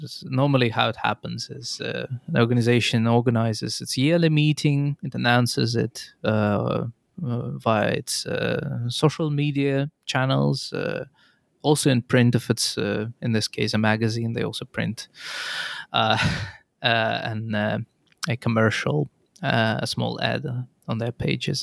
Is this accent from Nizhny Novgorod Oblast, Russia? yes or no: yes; Nizhny Novgorod, Nizhny Novgorod Oblast, Russia; moved away as an adult; now in Tampere, Finland; I come originally from Russia, Nizhninovgrad